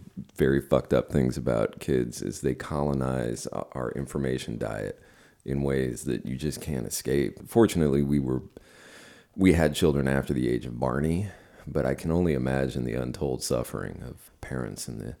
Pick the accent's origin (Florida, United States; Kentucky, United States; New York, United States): Florida, United States; Key West; also born or lived in San Francisco; my hometown of Key West